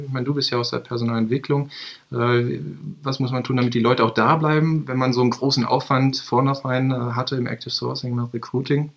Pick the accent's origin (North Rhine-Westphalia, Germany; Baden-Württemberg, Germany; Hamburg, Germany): North Rhine-Westphalia, Germany; Bielefeld; ich bin gebürtiger Bielefelder, habe hier nach meinem Abitur